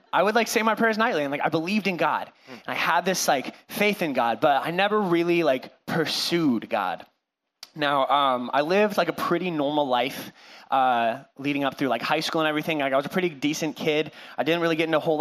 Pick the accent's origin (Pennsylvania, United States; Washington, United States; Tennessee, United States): Washington, United States; Cashmere; also born or lived in California; now in Whatcom County, United States; I was born in California. I lived there for like 5 seconds, and then my parents moved our family up to Washington, where my mom was from. I grew up in Kashmir